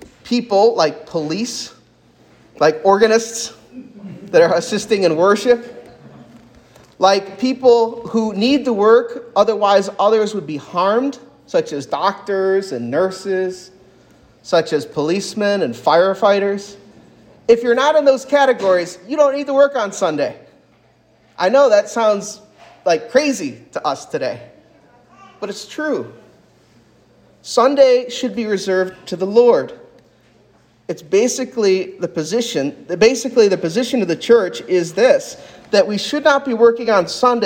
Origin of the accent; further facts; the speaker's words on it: United States; As American Christians